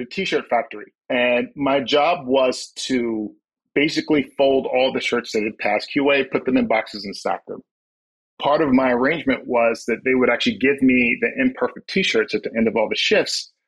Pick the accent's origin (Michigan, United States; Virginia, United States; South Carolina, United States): South Carolina, United States; moved away as an adult; also born or lived in New York City; I am originally from South Carolina. I'm from the outskirts of a small town. I will tell you that we had two traffic lights